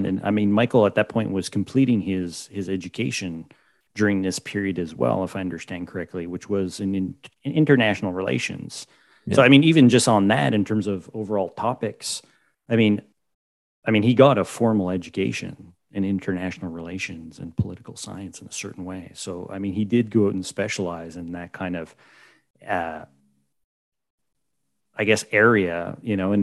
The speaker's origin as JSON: {"language": "English", "region": "Quebec", "country": "Canada", "tie": "born or raised there", "said": "growing up in Quebec"}